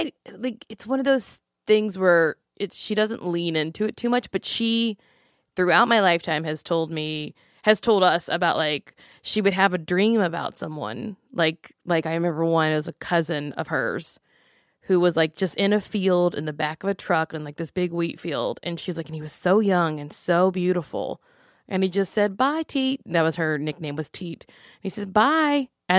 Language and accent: English; Louisiana, United States; I was born into it because I'm from Louisiana.